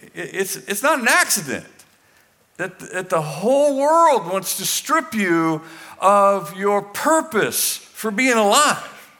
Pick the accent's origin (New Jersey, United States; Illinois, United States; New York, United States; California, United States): California, United States; Weaverville; moved away as an adult; I'm from Weaverville